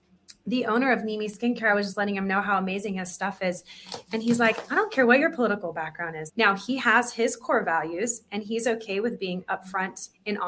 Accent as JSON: {"language": "English", "town": "San Diego", "region": "California", "country": "United States", "said": "I'm from San Diego."}